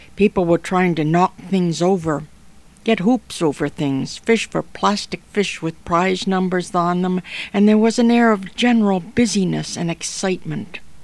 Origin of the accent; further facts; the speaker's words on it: near Chatham, Ontario, Canada; born or raised there; now in Toronto, Canada